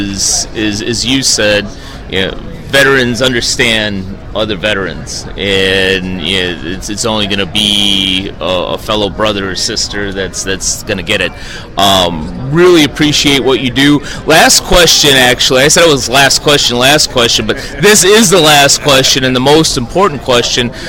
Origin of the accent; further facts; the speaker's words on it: Chicago, Illinois, United States; moved away; my hometown of Chicago